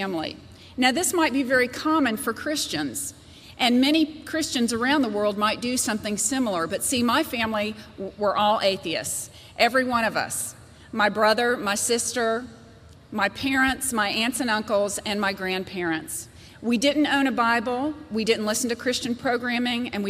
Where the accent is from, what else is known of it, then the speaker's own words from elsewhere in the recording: Georgia, United States; I was raised by an incredible family here in Georgia, a wonderful mother and a wonderful father.